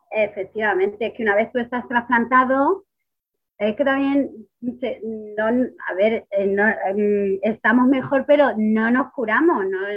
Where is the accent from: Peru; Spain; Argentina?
Spain; Ciudad Real, Castilla-La Mancha; soy de Ciudad Real